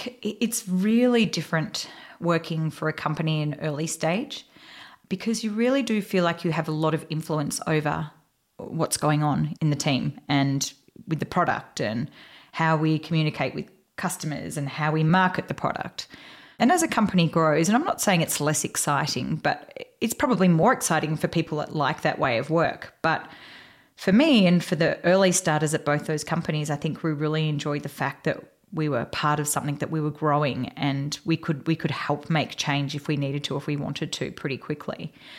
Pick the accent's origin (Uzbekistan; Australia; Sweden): Australia; now in United States; So we are both Australian girls living in the US